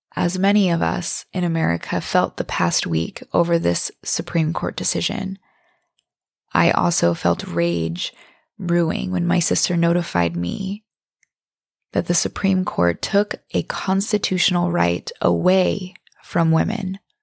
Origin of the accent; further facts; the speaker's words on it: Bangor, Maine, United States; now in San Diego, United States; my hometown in Bangor, Maine